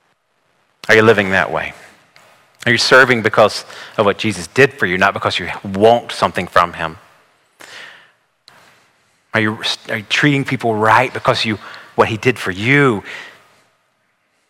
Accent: the South, United States; I grew up here in the South

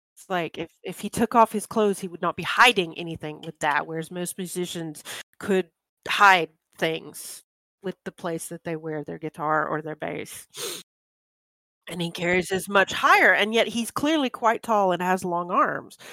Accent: United States; I'm very American

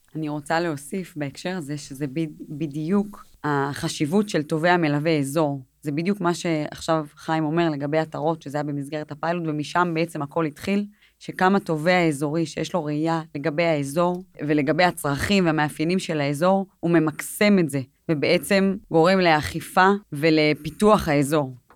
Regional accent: Jerusalem, Jerusalem District, Israel; אני גאה לעבוד בעיר שאני חיה בה, שנולדתי בה, שאני מגדלת את הילדים שלי, זו זכות בשבילי לעבוד בירושלים

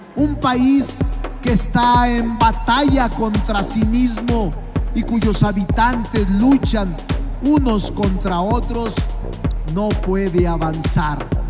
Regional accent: Mexico; somos el pueblo mexicano.

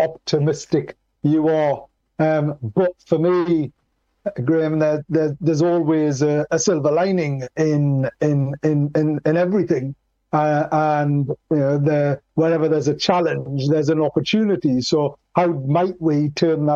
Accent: Newcastle upon Tyne, North East England, United Kingdom; I was born in Newcastle, and we're particularly, the whole of the Northeast is particularly proud, positive, and passionate

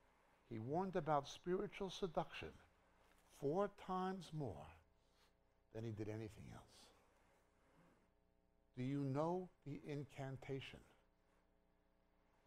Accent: New York, United States; moved away as an adult; also born or lived in Israel; I was from New York

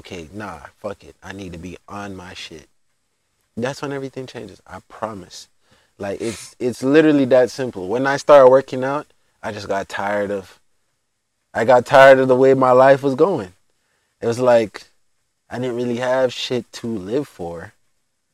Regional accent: United States; also born or lived in Jamaica; I'm American

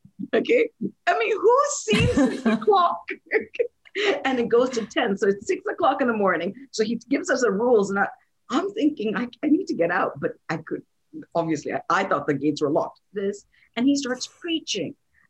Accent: India; born there; also born or lived in Saudi Arabia; I'm born in India. I'm from India, and technically, you know, India is a Hindu nation. I was raised in Saudi Arabia.

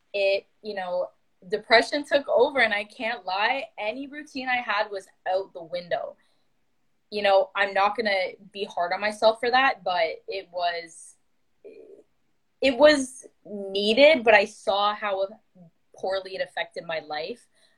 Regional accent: Toronto, Ontario, Canada; I am from Ontario, Canada, more specifically around the Toronto GTA area

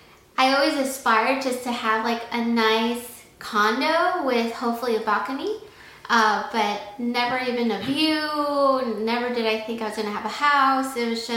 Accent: New York City, New York, United States; born or raised there; moved away as an adult; also born or lived in Long Island, New York; now in Texas, United States

